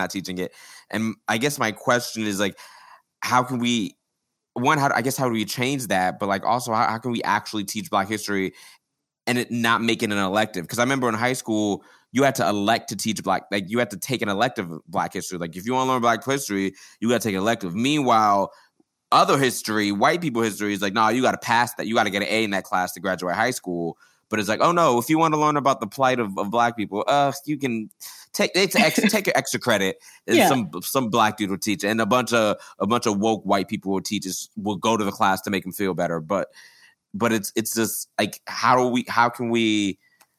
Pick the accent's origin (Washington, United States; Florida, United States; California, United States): Florida, United States; I grew up in Florida.